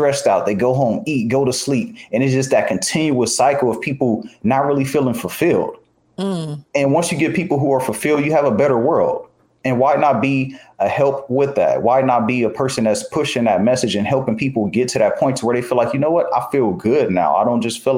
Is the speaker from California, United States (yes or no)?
yes; Los Angeles, California, United States; I grew up in the section of Los Angeles called Watts.